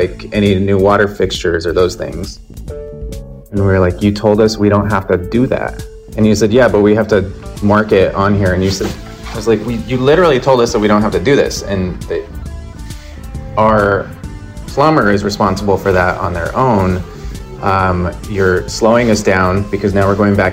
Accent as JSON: {"language": "English", "town": "Albuquerque", "region": "New Mexico", "country": "United States", "tie": "born or raised there", "moved": "yes", "lives_now": "New York, United States", "said": "my hometown in Albuquerque"}